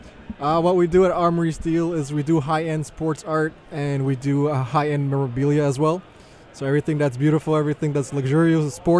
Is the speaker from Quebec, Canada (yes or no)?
yes; Montreal, Quebec, Canada; I'm a kid growing up in Montreal.